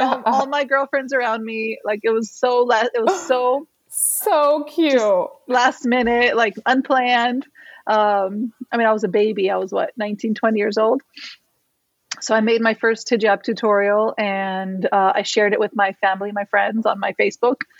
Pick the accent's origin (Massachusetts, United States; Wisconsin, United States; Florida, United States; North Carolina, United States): Florida, United States; Miami; I was born and raised in Miami